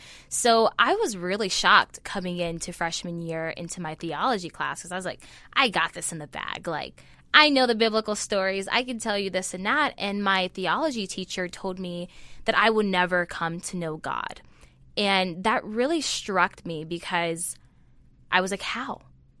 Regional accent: Los Angeles, California, United States; Well, I come from Los Angeles, California

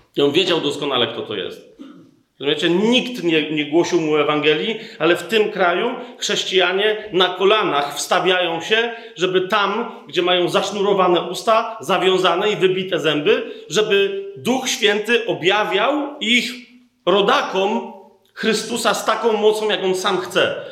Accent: Poland; my jako Polacy

